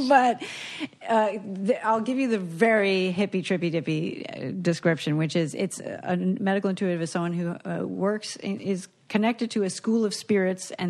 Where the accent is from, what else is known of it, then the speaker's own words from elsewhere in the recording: South Florida, United States; moved away; Baptist Hospital, which is where I was born